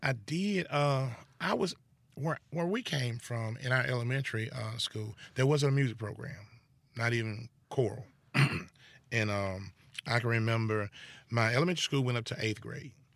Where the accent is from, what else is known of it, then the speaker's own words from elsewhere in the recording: Goodman, Mississippi, United States; I'm born and bred in Holmes County, Goodman, Mississippi.